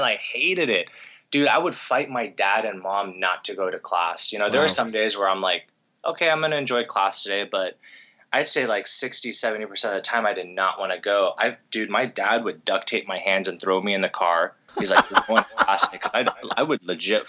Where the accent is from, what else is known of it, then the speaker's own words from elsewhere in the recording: United States; like 4 to 6 weeks out in Japan growing up, come back to the States, and then, and, you know, continue going to school